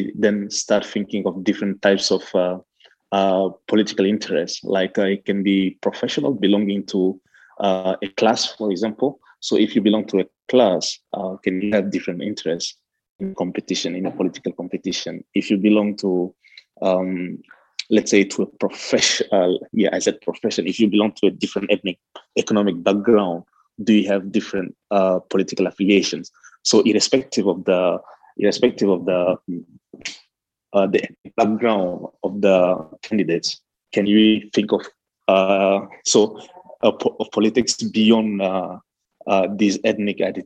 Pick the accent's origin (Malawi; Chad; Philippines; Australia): Chad; I'm from Chad